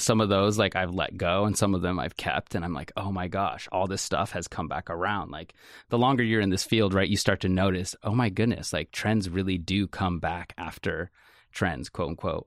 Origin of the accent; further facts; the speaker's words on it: Salem, Oregon, United States; I grew up in Salem, Oregon, um, and I grew up Section 8 housing all the way through high school